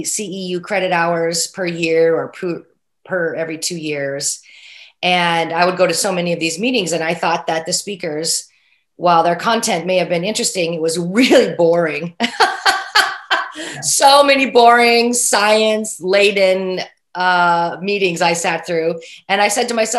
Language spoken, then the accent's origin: English; Oregon, United States; my home state of Oregon